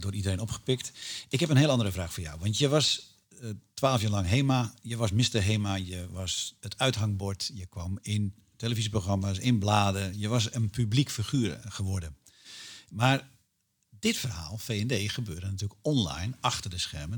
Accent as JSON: {"language": "Dutch", "country": "Netherlands", "said": "als Nederlander"}